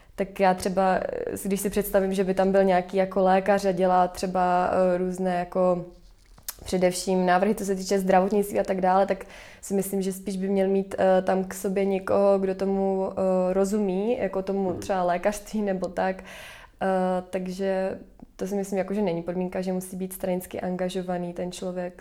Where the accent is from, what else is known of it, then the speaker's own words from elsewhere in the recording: Prague, Czechia; já jsem z Prahy